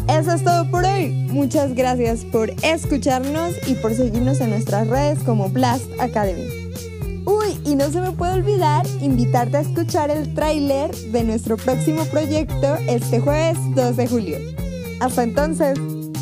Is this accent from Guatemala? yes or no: no; Mexico; nosotros los mexicanos